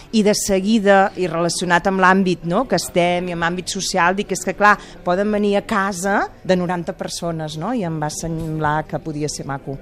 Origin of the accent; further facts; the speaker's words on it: Gurb, Catalonia, Spain; jo treballo aquí, a Sabadell, però jo sóc de Visca Gurb, al costat de Vic